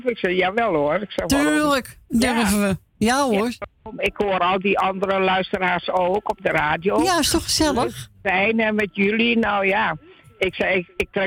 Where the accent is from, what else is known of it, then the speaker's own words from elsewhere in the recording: Heemskerk, North Holland, Netherlands; ik kom uit Heemskerk en niet van Amsterdam.